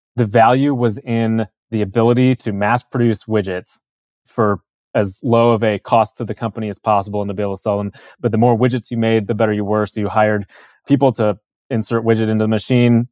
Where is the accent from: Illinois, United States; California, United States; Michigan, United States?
Illinois, United States; Chicago; I was born in Chicago area, Illinois, in the suburbs of Chicago.